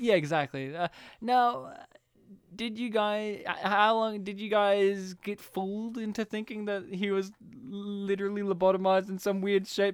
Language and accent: English; Kempsey, New South Wales, Australia; I was, like, the country town kid and all these other kids were, like, from more rural, like, more, uh, suburbia places. And they're, like, "Where are you from?" Kempsey.